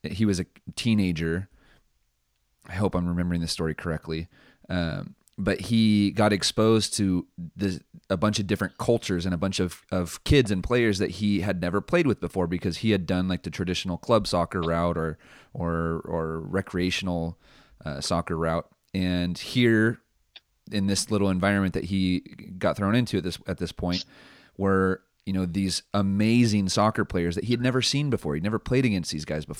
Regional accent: San Mateo, California, United States; I'm originally from San Mateo

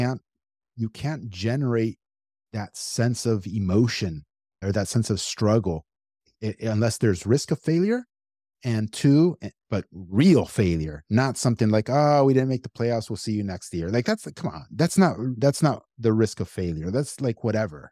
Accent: United States; I'm American, born and raised here my whole life

